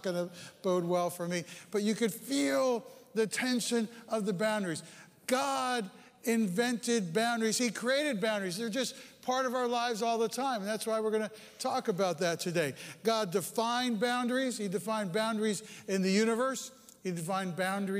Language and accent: English; Bergen County, New Jersey, United States; moved away; I grew up in that upper right-hand corner there. It's Bergen County